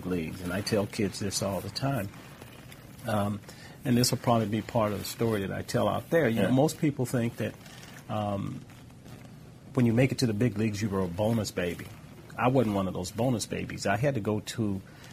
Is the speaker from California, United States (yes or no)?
yes; Los Angeles, California, United States; growing up in South Central Los Angeles